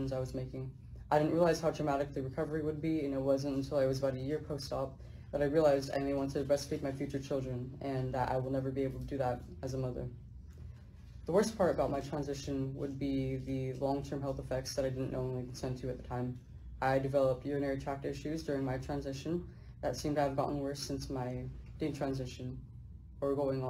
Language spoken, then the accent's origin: English; Central Valley, California, United States; I'm from the Central Valley of California